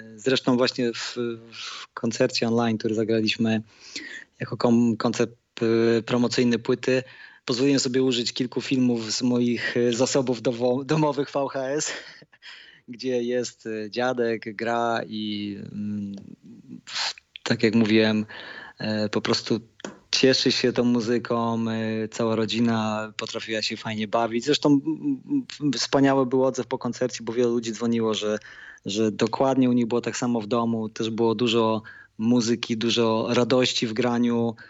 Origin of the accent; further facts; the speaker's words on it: Lower Silesian Voivodeship, Poland; also born or lived in Dęblin; ja jestem stąd, jestem z Podświdnicy